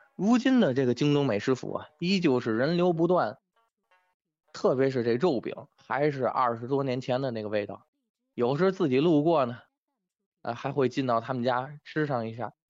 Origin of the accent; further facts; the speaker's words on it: Tianjin, China; 作为一个土生土长的天津卫嘴子，很庆幸呢，自己从小就生活成长在西湖道附近